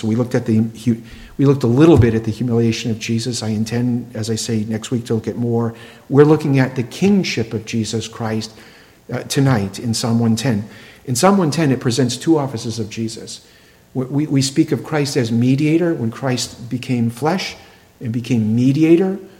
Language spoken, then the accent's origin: English; Plymouth, Massachusetts, United States; the land of my birth